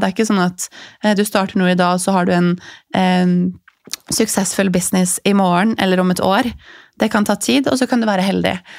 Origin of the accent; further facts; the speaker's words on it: Larvik, Vestfold, Norway; Jeg vokste opp i, i Larvik